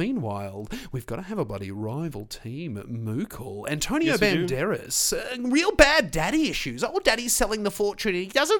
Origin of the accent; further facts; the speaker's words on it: Australia; As an Australian